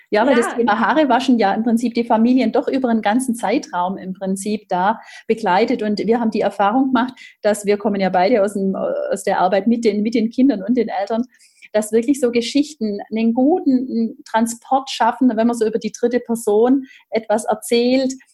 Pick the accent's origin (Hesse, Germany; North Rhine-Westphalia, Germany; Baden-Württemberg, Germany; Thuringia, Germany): Baden-Württemberg, Germany; ja, wie man bei uns im Schwabenland sagt, geschwind